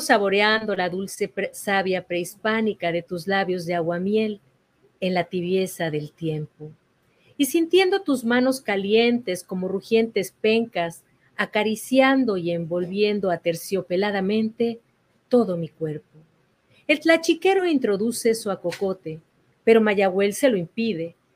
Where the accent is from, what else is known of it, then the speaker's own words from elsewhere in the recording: Mexico City, Mexico; now in Houston, United States; crecí en la Ciudad de México, en el centro histórico